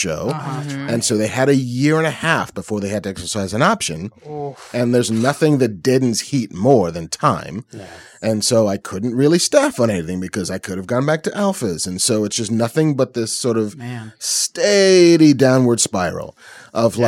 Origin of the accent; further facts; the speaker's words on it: New York City, New York, United States; I was born in the Bronx.